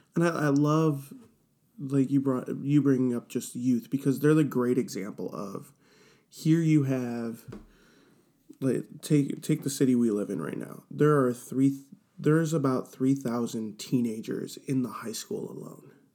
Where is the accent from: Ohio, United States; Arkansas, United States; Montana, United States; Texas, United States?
Ohio, United States; Cleveland; I am born and raised in Cleveland, Ohio